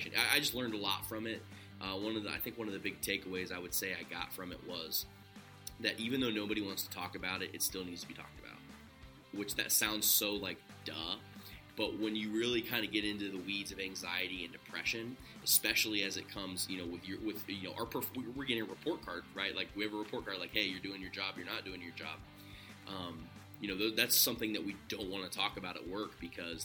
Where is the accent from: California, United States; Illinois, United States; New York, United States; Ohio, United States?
Ohio, United States; I'm from Ohio